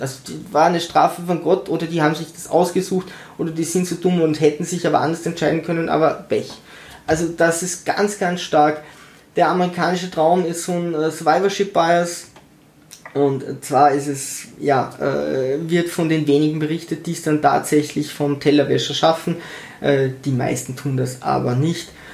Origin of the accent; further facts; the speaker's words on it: Tyrol, Austria; ich bin in Tirol geboren, meine Cousine ist in Tirol geboren, meine Mutter ist in Tirol geboren